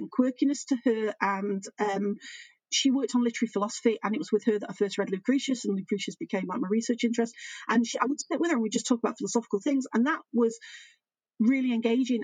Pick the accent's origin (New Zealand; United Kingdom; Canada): United Kingdom; Manchester, North West England; moved away as an adult; also born or lived in Leeds; I grew up in Manchester